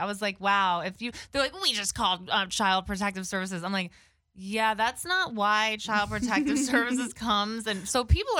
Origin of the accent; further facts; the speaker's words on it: New York City, New York, United States; because I'm like fifth generation born in New York City.